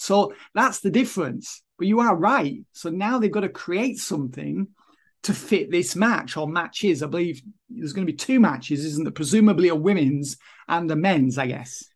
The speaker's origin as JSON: {"language": "English", "town": "Kendal", "region": "North West England", "country": "United Kingdom", "tie": "born or raised there", "said": "it was the only job i could get anyway in kendall my hometown at the time"}